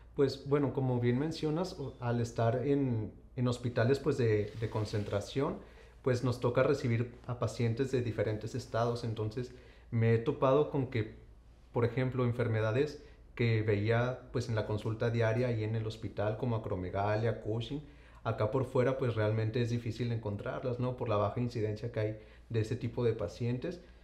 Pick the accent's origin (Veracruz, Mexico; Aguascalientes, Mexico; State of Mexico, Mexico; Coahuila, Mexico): Coahuila, Mexico; Saltillo; moved away; yo soy originario de Saltillo, Coahuila